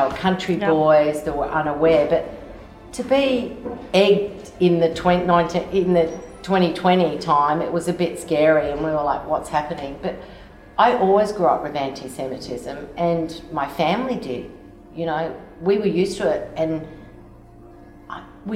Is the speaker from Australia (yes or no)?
yes; Sydney, New South Wales, Australia; I grew up in Sydney and I went to a Uniting Presbyterian girls' school